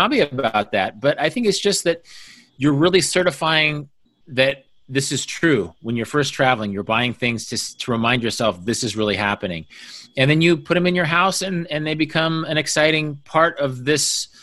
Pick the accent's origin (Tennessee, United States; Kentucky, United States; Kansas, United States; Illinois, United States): Kansas, United States; moved away; I was from Kansas